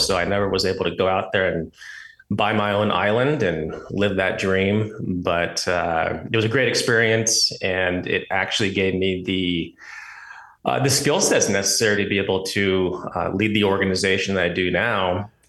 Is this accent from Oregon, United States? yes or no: yes; Oregon, United States; So just a quick, background on myself, born and raised in Oregon